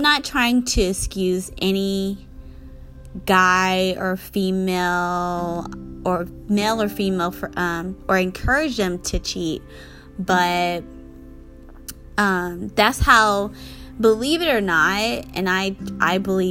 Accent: Georgia, United States; moved away; I'm from Georgia. I go visit my parents a couple times a year, but currently I wouldn't want to go back, because my childhood was great and everything, but it wasn't my happy place.

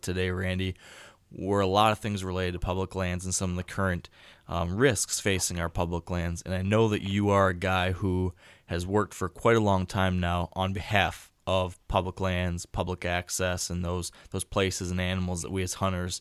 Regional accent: Michigan, United States; I typically hunt my home state of Michigan

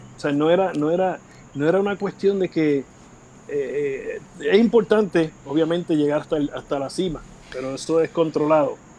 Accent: Vega Alta, Puerto Rico; yo soy natural de Vega Alta

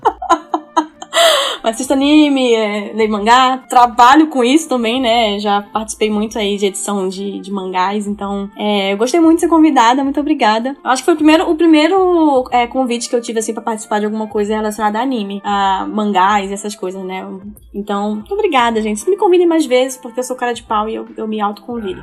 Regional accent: Brazil; como uma boa amazônida que sou

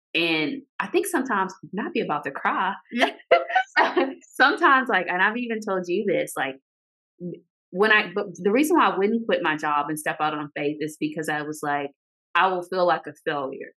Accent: Arkansas, United States; moved away as an adult; now in Georgia, United States; we both live in Georgia, but I'm from Arkansas.

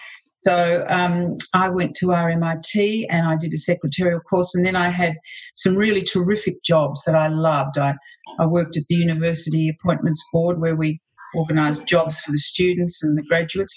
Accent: Melbourne, Victoria, Australia; I was born here in Melbourne

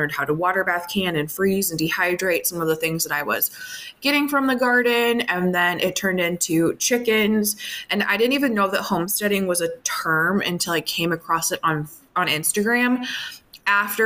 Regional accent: outside of Minneapolis, Minnesota, United States; I grew up outside of Minneapolis, more of like a suburb type setting

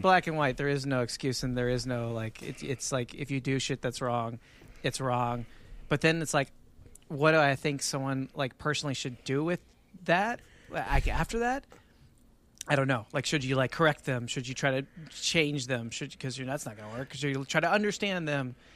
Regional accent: Texas, United States; as a Texan

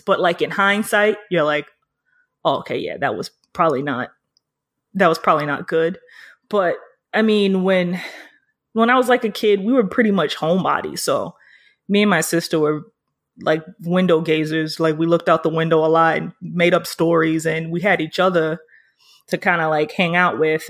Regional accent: New York City, New York, United States; I'm from Harlem.

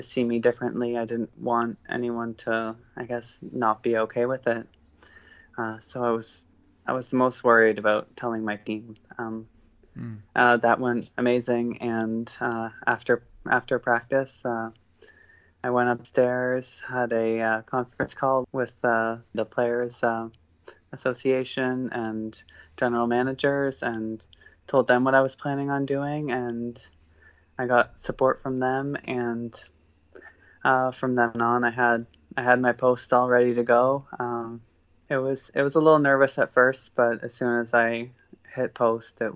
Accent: Sarnia, Ontario, Canada; My life growing up in Sarnia, there wasn't a lot of diversity there

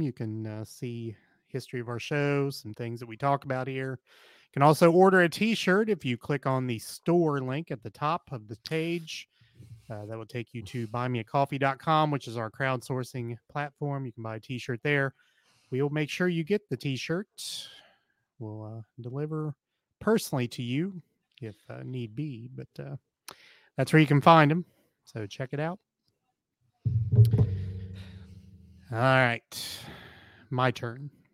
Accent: Appalachia, United States; being an Appalachian person

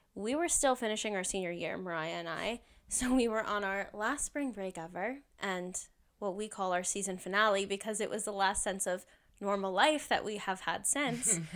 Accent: New Jersey, United States; moved away as an adult; now in Washington, D.C., United States; I am originally from New Jersey

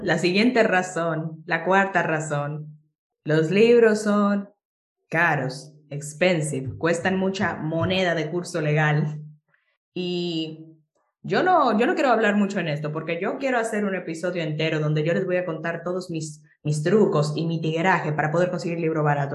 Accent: Jarabacoa, La Vega, Dominican Republic; moved away as an adult; now in Santiago, Dominican Republic; vivo en Santiago ahora por la universidad, pero yo originalmente soy de Jarabacoa

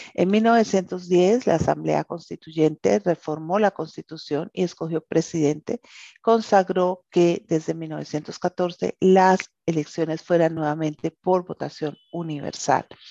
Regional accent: Colombia

